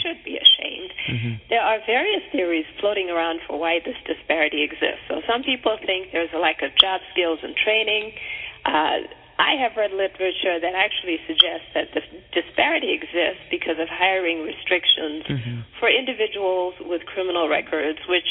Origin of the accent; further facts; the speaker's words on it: Zimbabwe; now in Minnesota, United States; I'm from Zimbabwe and I'm Zulu on my father's side